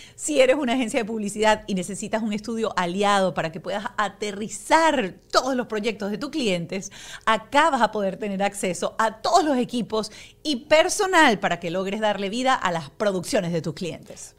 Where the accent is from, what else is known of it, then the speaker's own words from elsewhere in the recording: Venezuela; en mi país, Venezuela